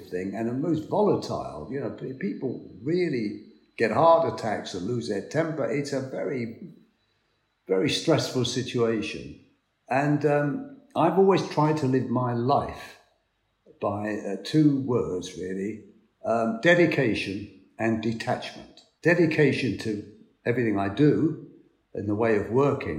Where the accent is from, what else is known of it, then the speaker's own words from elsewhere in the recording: London, United Kingdom; I'm from Hackney